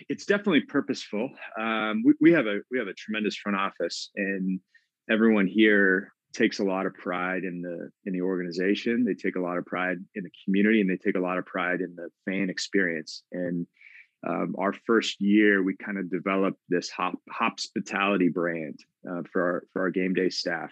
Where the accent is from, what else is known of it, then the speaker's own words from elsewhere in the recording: Tacoma, Washington, United States; I grew up in Tacoma, went to high school there